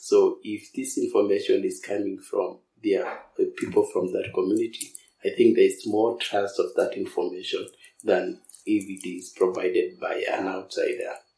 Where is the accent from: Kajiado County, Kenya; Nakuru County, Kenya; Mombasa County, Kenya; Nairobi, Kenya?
Kajiado County, Kenya; North Olkiramatian; born and raised in North Grammaton.